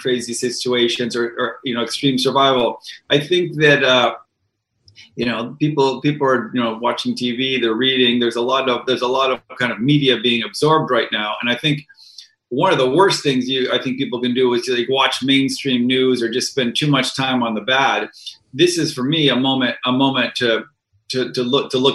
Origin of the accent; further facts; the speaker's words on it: Boston, Massachusetts, United States; I grew up in Boston